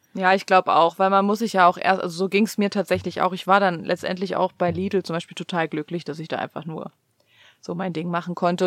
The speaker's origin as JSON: {"language": "German", "country": "Germany", "moved": "yes", "lives_now": "United States", "said": "für uns als Deutsche hier in den USA"}